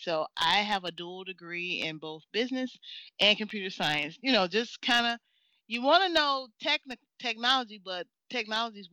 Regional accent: Mississippi, United States; accent: country; moved away as an adult; now in Chicago, United States; growing up in Mississippi

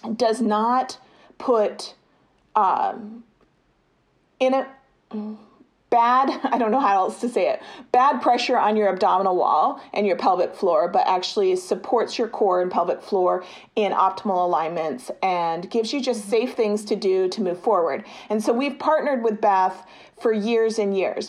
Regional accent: United States; as an American

